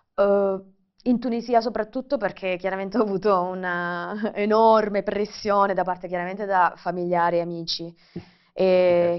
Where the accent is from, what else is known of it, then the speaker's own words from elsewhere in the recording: Brindisi, Apulia, Italy; accent: Salentino; Io sono originaria di Brindisi, non so se si sente un po' salentina